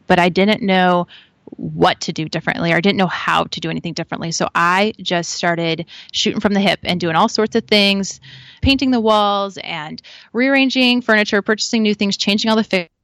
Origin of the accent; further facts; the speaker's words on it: Midwest, United States; also born or lived in East Coast; So I'm a Midwest girl now and would claim to be a Midwest girl still, but I was born out in the East Coast